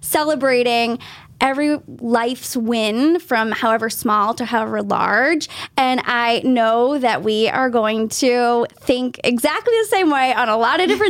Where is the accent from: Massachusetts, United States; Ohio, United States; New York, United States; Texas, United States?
Massachusetts, United States; South Shore; I'm a South Shore girl